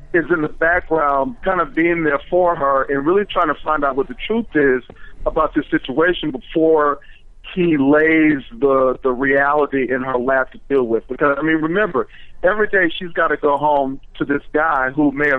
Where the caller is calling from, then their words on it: Washington, District of Columbia, United States; I'm calling from Washington, D.C.